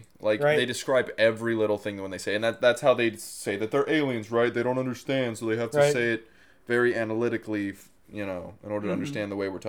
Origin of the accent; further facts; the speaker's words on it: Colorado, United States; now in California, United States; We're from Colorado.